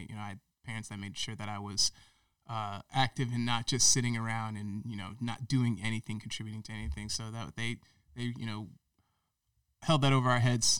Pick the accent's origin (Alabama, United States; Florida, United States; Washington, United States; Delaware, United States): Florida, United States; also born or lived in Ohio; Because I was born in Ohio and they were bouncing around before that, even before I was born. I was born in Ohio. Then we moved to South Florida. then spent a couple of years or so in South Florida.